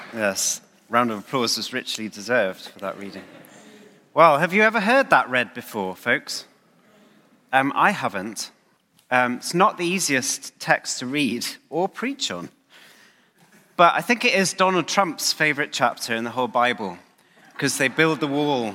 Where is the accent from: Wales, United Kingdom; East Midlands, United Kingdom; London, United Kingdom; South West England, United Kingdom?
Wales, United Kingdom; Aberavon; moved away; my hometown of Aberraven